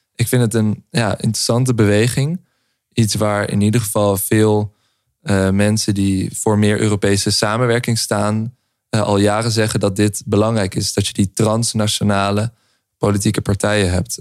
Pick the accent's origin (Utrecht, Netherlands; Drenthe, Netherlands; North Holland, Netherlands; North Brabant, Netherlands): North Holland, Netherlands; Amsterdam; wij eh, opgegroeid in Amsterdam